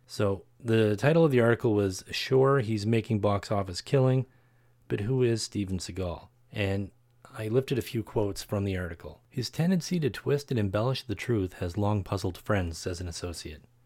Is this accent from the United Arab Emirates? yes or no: no; Canada; Canada, my home country